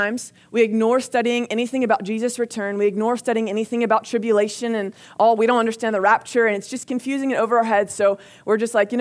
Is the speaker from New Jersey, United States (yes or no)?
yes; New Jersey, United States; now in Texas, United States; I grew up in New Jersey, and then I moved to Texas.